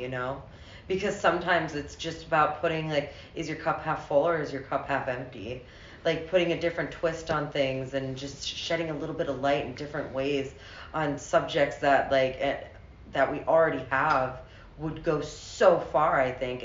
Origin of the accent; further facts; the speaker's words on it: United States; also born or lived in England; now in United Kingdom; I'm American educated